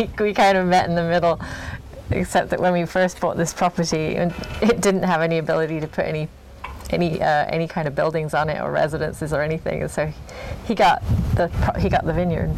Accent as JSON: {"language": "English", "region": "England", "country": "United Kingdom", "tie": "born or raised there", "also_born_or_lived": "California", "moved": "yes", "lives_now": "Oregon, United States", "said": "I grew up in England"}